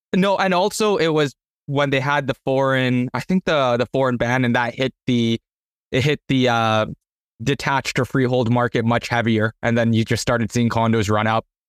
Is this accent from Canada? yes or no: yes; Canada; I'm from Canada